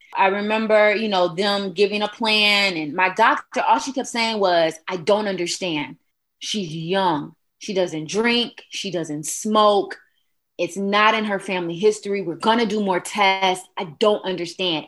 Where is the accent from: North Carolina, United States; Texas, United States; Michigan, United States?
Michigan, United States; Detroit; moved away as an adult; also born or lived in Huntsville, Alabama; I am originally from Detroit, Michigan, and I ventured on down to Huntsville, Alabama in 2000